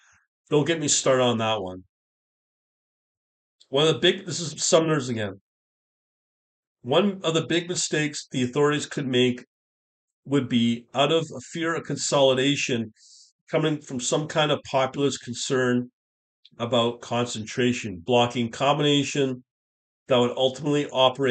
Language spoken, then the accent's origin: English; Canada; as a Canadian